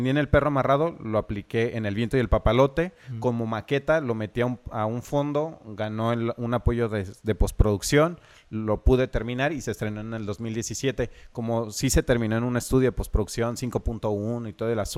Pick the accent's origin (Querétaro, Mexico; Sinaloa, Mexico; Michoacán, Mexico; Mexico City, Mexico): Michoacán, Mexico; Lázaro Cárdenas; soy de Lázaro Cárdenas y hago cortos acá